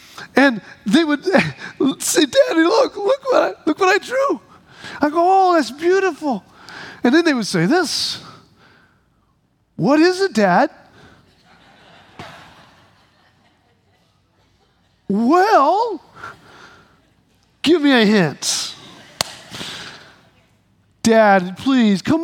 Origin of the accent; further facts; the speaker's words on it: Midwest, United States; The little community we lived in where I was born in the Midwest had a little kiddie land in the park nearby, and that kiddie land had been there since I was a little kid